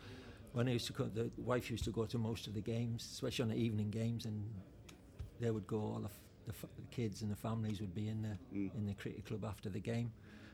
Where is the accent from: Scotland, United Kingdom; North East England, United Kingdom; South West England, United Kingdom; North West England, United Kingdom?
North East England, United Kingdom; Hartlepool; Growing up in Hartlepool was good. I mean, it was, as you can see there, it's by the sea.